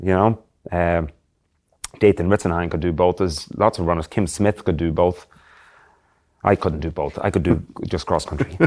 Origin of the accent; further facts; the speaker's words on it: Drogheda, Leinster, Ireland; moved away as an adult; I'm from a town called Drogheda in County Louth, which is about fifty K north of Dublin, between Dublin and Belfast in the northeast of Ireland